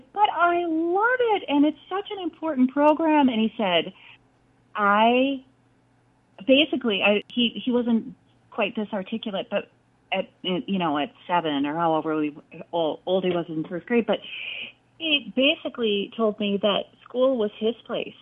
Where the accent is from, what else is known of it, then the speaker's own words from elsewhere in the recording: Richfield, Minnesota, United States; I grew up in Richfield, Minnesota, a suburb of the Twin Cities